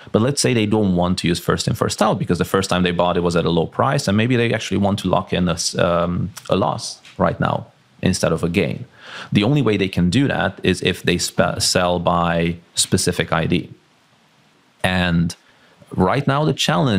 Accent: Transylvania, Romania; now in Malaga, Spain; I grew up in Transylvania. So I'm ethnic Hungarian from Transylvania

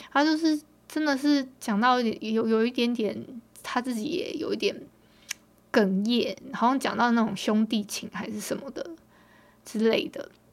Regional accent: Hualien County, Taiwan; 我们今天我们花莲这边是大太阳的

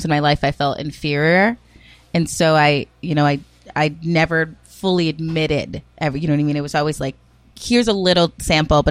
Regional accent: Rochester, New Hampshire, United States; also born or lived in Worcester, Massachusetts; My grandparents raised me and a couple of my cousins in Rochester, New Hampshire.

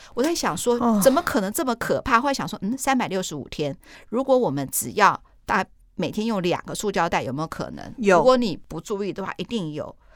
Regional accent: Taiwan; 我们台湾人

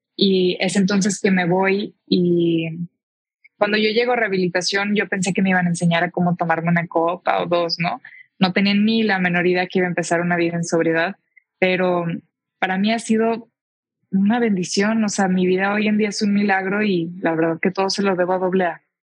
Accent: Tijuana, Baja California, Mexico; moved away as an adult; now in Mexico City, Mexico; soy de Tijuana, me crié yo allá

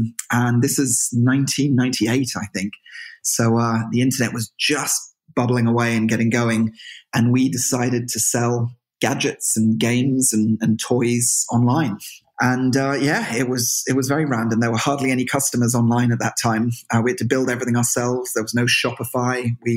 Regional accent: Marlow, South East England, United Kingdom; moved away as an adult; also born or lived in Birmingham / London; now in Galway, Ireland; I grew up in a little town outside of London called Marlow, which is on the River Thames.

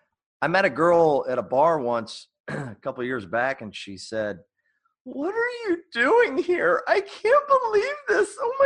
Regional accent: Indiana, United States; Well, I'm from Indiana, mm-hmm. and we moved a lot. My dad was in the Marines

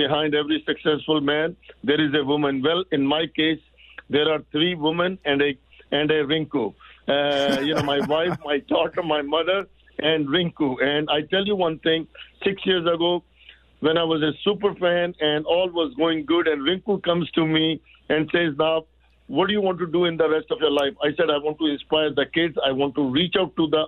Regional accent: India; moved away as an adult; now in Canada; I'm not from Pakistan. I'm from India.

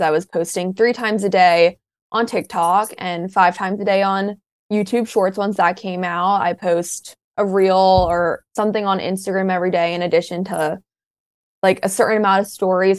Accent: Maryland, United States; University of Maryland for the longest time because it's my college at home

